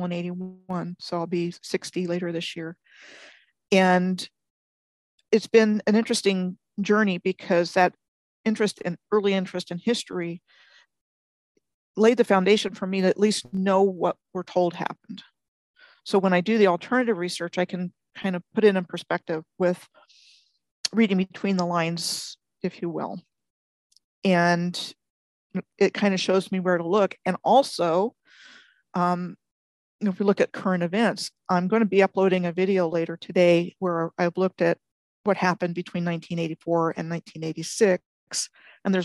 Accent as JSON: {"language": "English", "country": "United States", "tie": "born or raised there", "said": "I was born outside of Washington, D.C. in 63"}